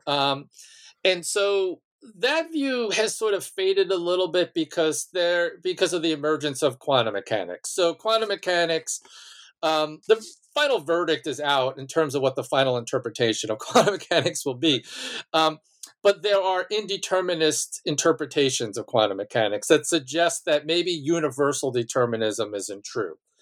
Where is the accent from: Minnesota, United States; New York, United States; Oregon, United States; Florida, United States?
New York, United States; Malverne; was born and raised on Long Island um, in a small town named Malvern.